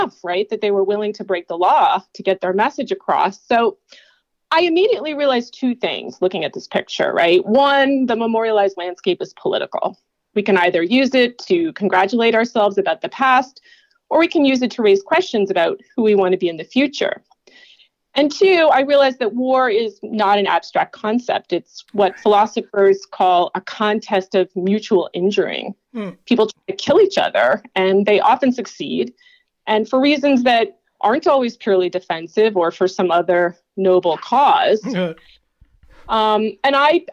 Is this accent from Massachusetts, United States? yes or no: yes; Concord, Lexington area, Massachusetts, United States; I grew up in the Concord, Lexington area